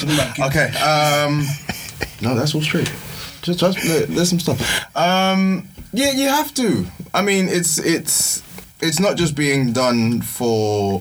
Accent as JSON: {"language": "English", "country": "Nigeria", "said": "I'm Nigerian, so that's."}